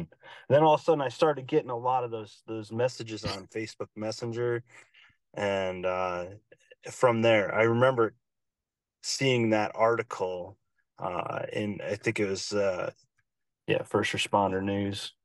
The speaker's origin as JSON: {"language": "English", "town": "Albany", "region": "New York", "country": "United States", "tie": "born or raised there", "also_born_or_lived": "Philadelphia", "lives_now": "Saratoga Springs, United States", "said": "I'm from Albany, New York"}